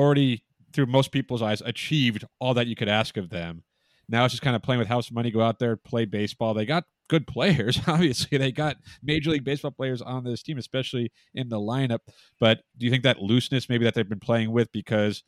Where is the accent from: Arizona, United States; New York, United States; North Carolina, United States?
Arizona, United States; Phoenix; I'm from Phoenix